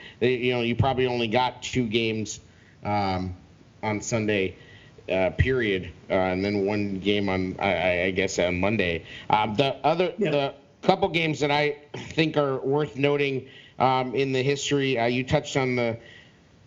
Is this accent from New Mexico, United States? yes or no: yes; New Mexico, United States; I grew up in New Mexico